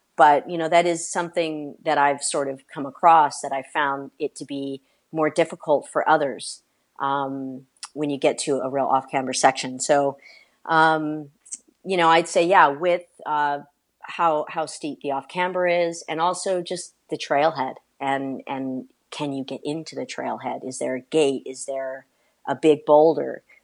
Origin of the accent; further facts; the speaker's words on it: California, United States; I'm originally from California